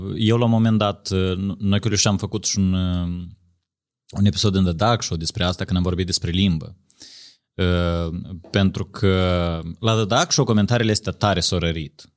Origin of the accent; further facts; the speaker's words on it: Moldova; noi ne rușinăm de faptul că suntem moldoveni